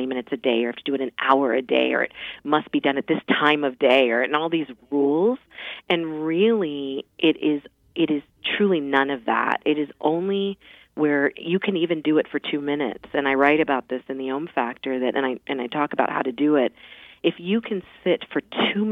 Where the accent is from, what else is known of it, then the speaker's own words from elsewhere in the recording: Mount Vernon, Virginia, United States; I grew up in Mount Vernon